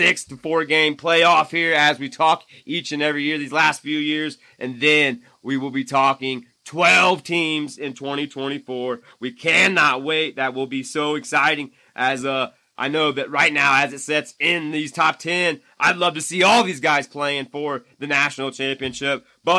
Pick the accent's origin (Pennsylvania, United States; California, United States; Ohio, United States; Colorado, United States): Pennsylvania, United States; in my home state, that's right, the Steelers of Pittsburgh